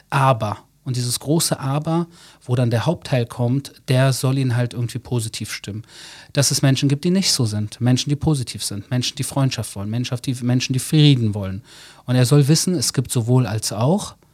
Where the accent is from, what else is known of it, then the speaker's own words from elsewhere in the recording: Berlin, Germany; now in Israel; Also ich bin in Deutschland geboren, 1977, bin Sohn persisch-jüdischer Eltern. Ähm, habe dann in Berlin meine Jugend erlebt, die war teilweise sehr tough.